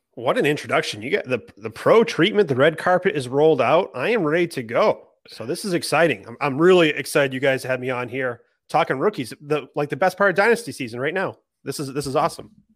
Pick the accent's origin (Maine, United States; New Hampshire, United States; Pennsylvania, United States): Maine, United States; I'm from Maine